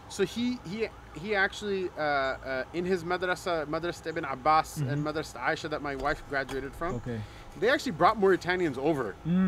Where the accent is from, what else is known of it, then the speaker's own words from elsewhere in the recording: Cleveland, Ohio, United States; I'm from Cleveland.